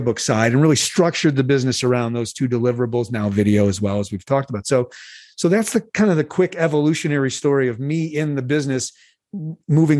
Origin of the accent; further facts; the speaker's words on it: Chicago, Illinois, United States; I grew up in Chicago